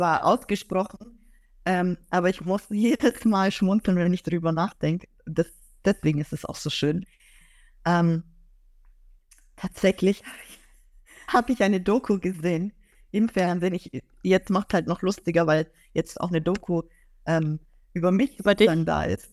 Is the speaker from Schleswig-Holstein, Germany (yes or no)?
no; Augsburg, Bavaria, Germany; ich komme ja aus Augsburg, also ich bin dort geboren und aufgewachsen